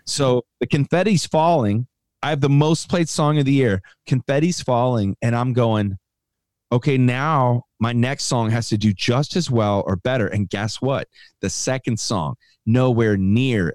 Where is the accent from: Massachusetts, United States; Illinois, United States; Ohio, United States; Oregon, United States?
Illinois, United States; Chicago; I grew up in Chicago